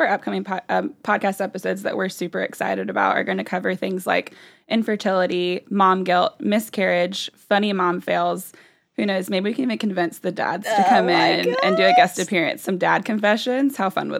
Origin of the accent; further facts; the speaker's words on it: Anderson, South Carolina, United States; now in Greenville, United States; I'm originally from Anderson, South Carolina. After a few moves, my husband, Neil, and I have landed here in Greenville, South Carolina